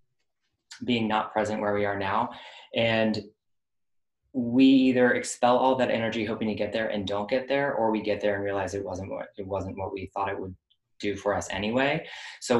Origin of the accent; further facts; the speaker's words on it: Florida, United States; moved away; I grew up in Florida